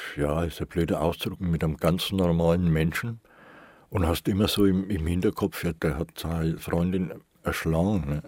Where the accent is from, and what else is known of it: Nuremberg, Bavaria, Germany